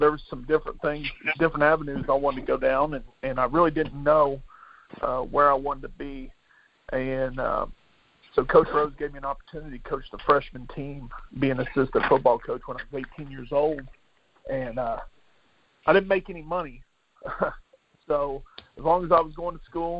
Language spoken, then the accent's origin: English; Del City, Oklahoma, United States; also born or lived in Midwest City, Oklahoma; I grew up in Del City, Oklahoma